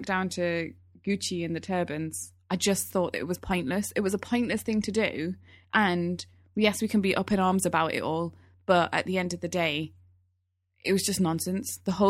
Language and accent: English; Newcastle, North East England, United Kingdom; accent: Geordie; The way we speak, I'm from Newcastle. I might not be able to hear it so much in my accent these days, but the way I used to speak when I was at home, that was all Geordie. That was pure Geordie.